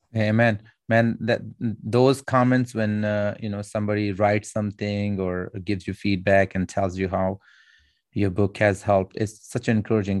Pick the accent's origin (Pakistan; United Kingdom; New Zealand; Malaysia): Pakistan; I'm Pakistani